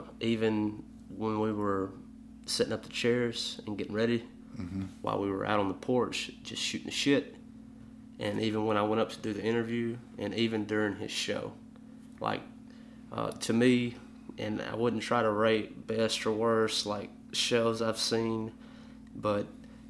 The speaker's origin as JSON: {"language": "English", "region": "the South", "country": "United States", "said": "when someone learns about that I'm from the South"}